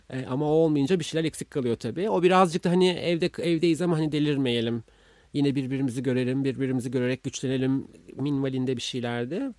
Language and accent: Turkish; Istanbul, Turkey; ben İstanbulluyum ve bir parti kızıyım